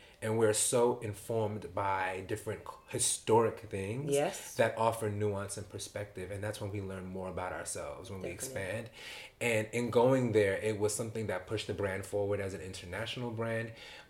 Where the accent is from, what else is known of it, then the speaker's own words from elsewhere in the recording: New York City, New York, United States; Like, because I, as a New Yorker, go to London, I feel safe.